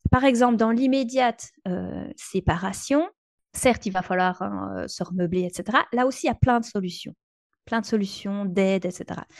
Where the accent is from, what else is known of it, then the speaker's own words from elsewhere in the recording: Belgium; chez nous en Belgique